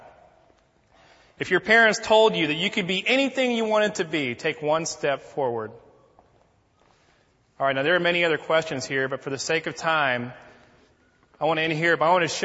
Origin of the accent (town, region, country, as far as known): United States